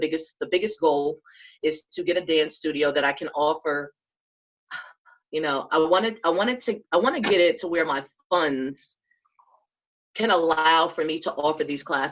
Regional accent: New York City, New York, United States; now in North Carolina, United States; I came to North Carolina from New York. I'm from Jamaica, Queens

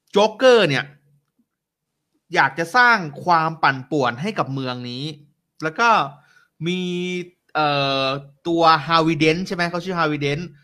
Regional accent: Bangkok, Thailand; also born or lived in Nakhon Ratchasima; ผมเนี่ยเป็นคนกรุงเทพนะแต่ว่าผมมีโอกาสได้ไปเรียนอยู่ที่โคราช

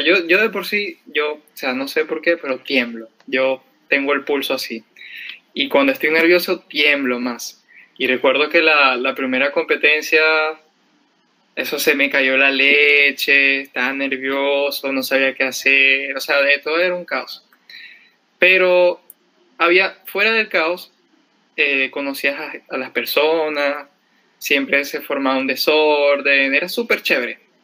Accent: Cumaná, Sucre, Venezuela; moved away as an adult; also born or lived in Caracas, Venezuela; now in Lima, Peru; soy de Venezuela, de una ciudad que se llama Cumaná

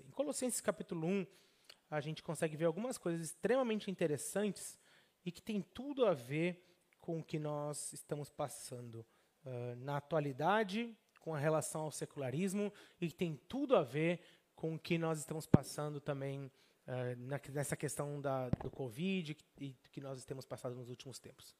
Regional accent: Brazil; moved away as an adult; eu era brasileiro

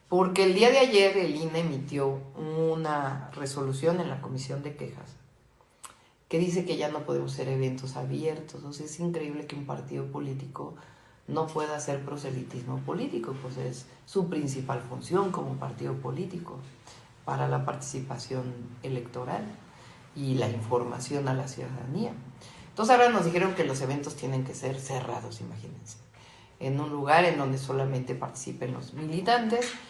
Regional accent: Mexico; Ahí vive mi hermana, por cierto, como muchos mexicanos y mexicanas que tenemos familiares en Estados Unidos.

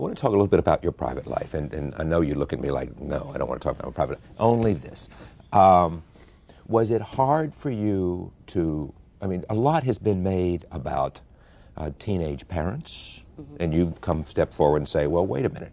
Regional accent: Henderson, North Carolina, United States; also born or lived in Oxford, North Carolina; I grew up in Henderson, and, and I now live near Oxford.

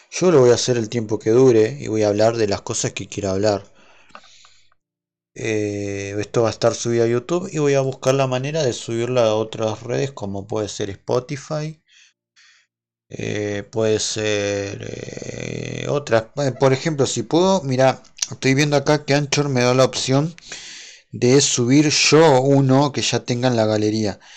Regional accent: Argentina; aclaro que soy de Argentina eh, para el que no sepa dónde soy, soy de Argentina.

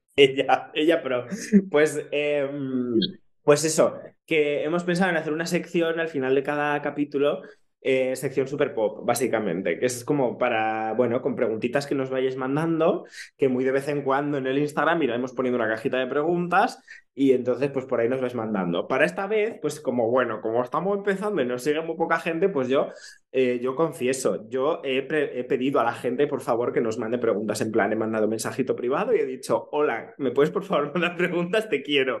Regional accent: Ponferrada, Castile and León, Spain; moved away as an adult; now in Barcelona, Spain; conciertos de grupos que me gustan allí, en mi pueblo, era imposible. O sea, eh, en Ponferrada

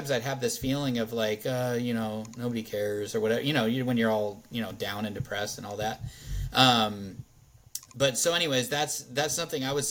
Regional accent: California, United States; we came from California and had all these crazy COVID lockdowns and all this stuff

